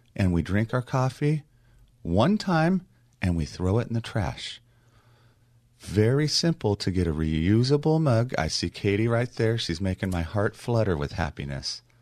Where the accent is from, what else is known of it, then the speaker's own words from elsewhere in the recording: Long Beach, California, United States; my hometown of Long Beach